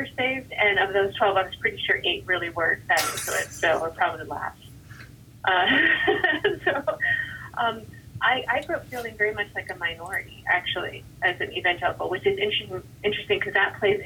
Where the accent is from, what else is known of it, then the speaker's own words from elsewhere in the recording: New York, United States; I did grow up in New York